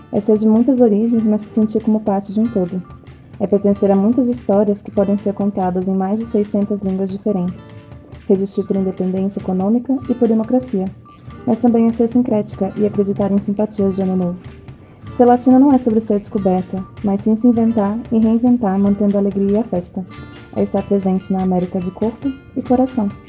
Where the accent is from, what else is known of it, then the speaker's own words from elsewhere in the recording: Dominican Republic; born there; eh, yo nací en República Dominicana y para mí ser latinoamericana significa que aunque te hayas criado en otro país